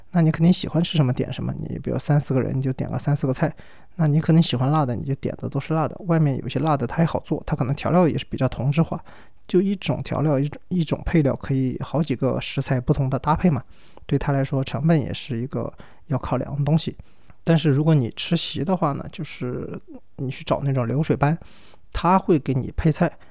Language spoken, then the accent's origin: Chinese; Sichuan, China; 我们四川人当然最喜欢的还是拌肺片